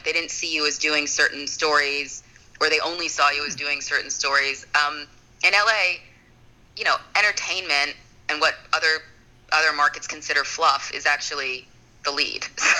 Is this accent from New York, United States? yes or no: yes; Long Island, New York, United States; moved away; Then I went to my hometown, Long Island, New York, where I was the evening anchor there.